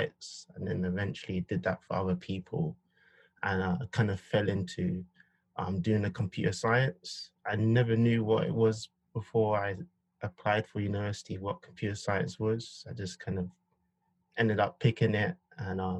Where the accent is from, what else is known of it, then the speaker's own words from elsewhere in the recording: London, United Kingdom; I was born and raised in Southwest London.